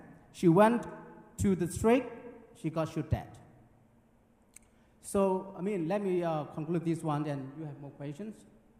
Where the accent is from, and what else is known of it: Myanmar